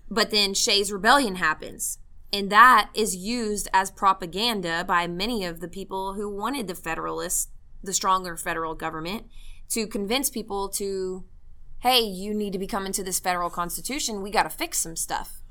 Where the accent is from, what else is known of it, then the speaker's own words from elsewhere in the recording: Mesquite, Texas, United States; my hometown, by the way, of Mesquite, Texas